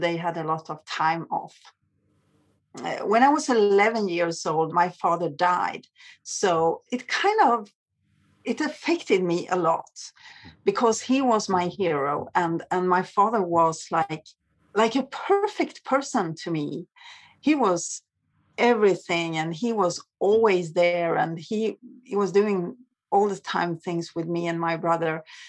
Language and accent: English; Sweden; I grew up in Sweden, which is maybe one of the safest countries in the world.